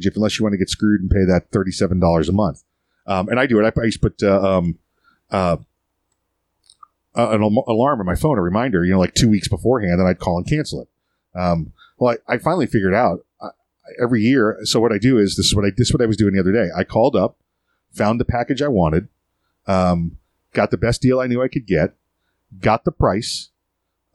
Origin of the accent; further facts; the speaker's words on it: Florida, United States; We're from Florida too